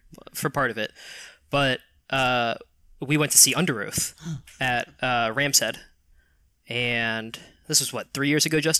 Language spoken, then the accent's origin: English; England, United Kingdom; I'm from England proper.